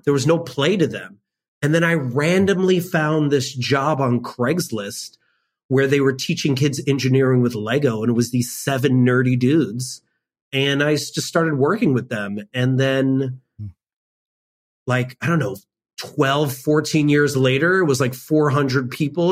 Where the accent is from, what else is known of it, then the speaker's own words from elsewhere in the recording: suburb of Chicago, Illinois, United States; I lived in a predominantly white suburb of Chicago